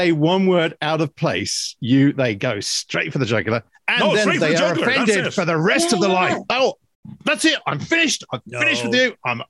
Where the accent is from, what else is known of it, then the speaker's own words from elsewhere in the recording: England, United Kingdom; accent: English; now in Ireland; and I'm English, and you'll notice that I'm constantly, I'm Irish now. I forgot about that. I've become an Irish citizen.